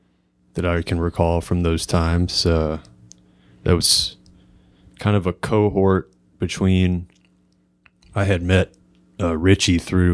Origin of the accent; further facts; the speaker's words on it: Ferguson, Missouri, United States; I grew up in Ferguson, Missouri.